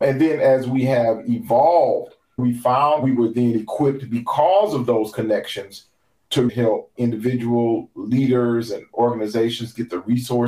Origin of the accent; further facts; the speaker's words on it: Oakland, California, United States; even though I grew up in Oakland, California, that my family is originally from Hollywood.